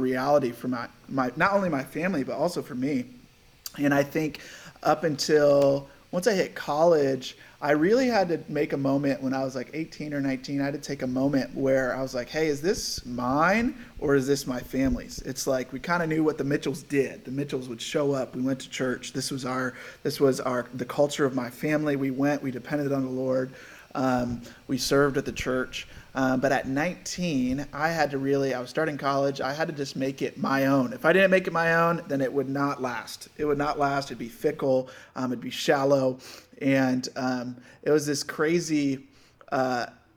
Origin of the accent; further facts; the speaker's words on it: Rochester, New York, United States; moved away as an adult; now in San Diego, United States; I was born and raised in Rochester, New York